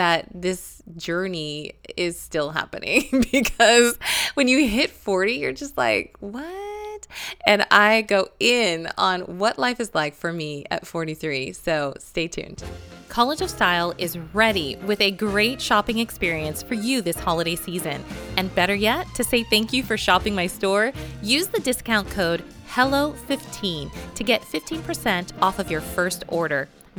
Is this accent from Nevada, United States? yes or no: yes; Las Vegas, Nevada, United States; If you need a getaway, I am always a fan of my hometown of Las Vegas.